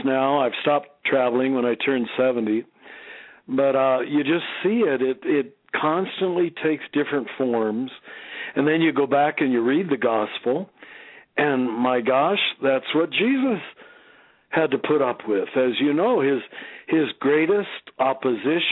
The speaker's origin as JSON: {"language": "English", "region": "Kansas", "country": "United States", "tie": "born or raised there", "also_born_or_lived": "Cincinnati", "moved": "yes", "said": "a young Catholic boy growing up in Kansas, which is where I grew up."}